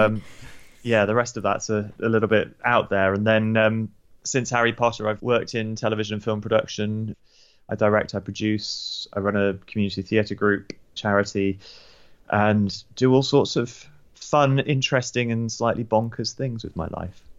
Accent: United Kingdom; also born or lived in New Zealand; we moved back to the U K when I was about six.

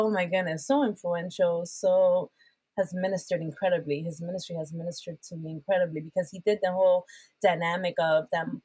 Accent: Puerto Rico; English is a second language; moved away; I was just coming in from Puerto Rico. Um, I was trying to get rid of my accent because because of my

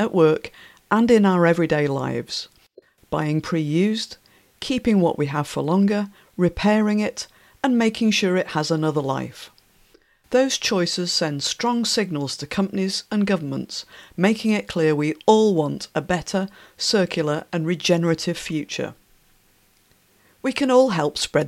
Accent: Yorkshire and the Humber, United Kingdom; where I was born in West Yorkshire

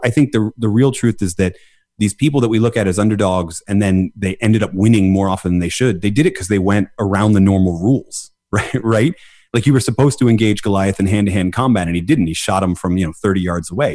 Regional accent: Philadelphia, Pennsylvania, United States; I'm from Philadelphia. I was born in Philadelphia, which is the underdog city

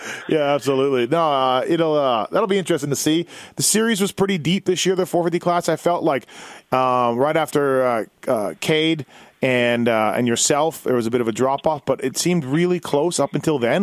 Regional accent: Manitoba, Canada; I'm from Manitoba

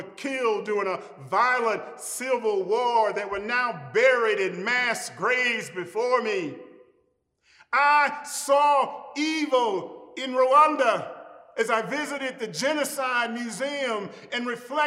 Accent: Jackson, Mississippi, United States; my hometown of Jackson, Mississippi

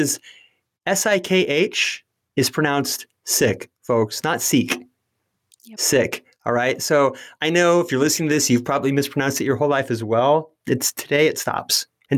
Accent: Marysville, California, United States; also born or lived in Yuba City, California; I was born in Yuba City, California, a Northern California city, a Sacramento Valley town that was once named the worst city in the USA. I spent time growing up in the tiny town next door, Marysville.

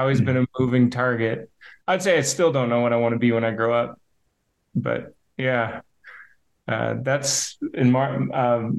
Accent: Hazen, North Dakota, United States; now in Bismarck, United States; I grew up in Hazen, North Dakota

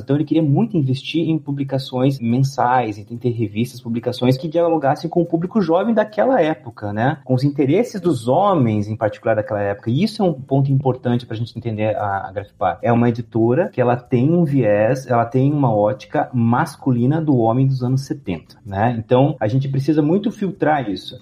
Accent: Curitiba, Paraná, Brazil; now in Leipzig, Germany; da terra de onde eu venho, da terra de Curitiba

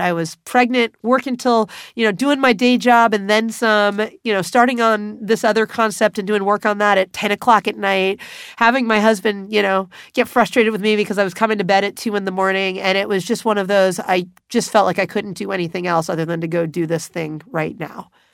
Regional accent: Los Angeles, California, United States; I was back in the city in which I grew up, Los Angeles

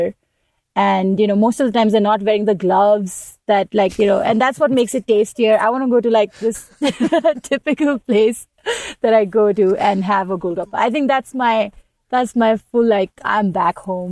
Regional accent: India; I'm coming from India

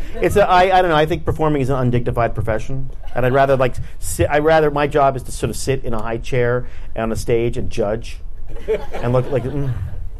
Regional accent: Boston, Massachusetts, United States; moved away; I was from Boston.

